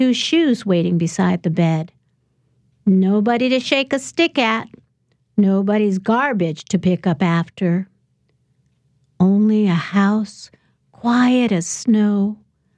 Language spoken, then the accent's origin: English; Chicago, Illinois, United States; I grew up in Chicago in poor neighborhoods